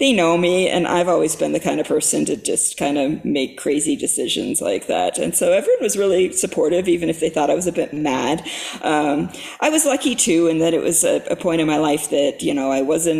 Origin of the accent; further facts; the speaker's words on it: Fairbanks, Alaska, United States; now in Pacific Northwest, United States; I grew up in Fairbanks, Alaska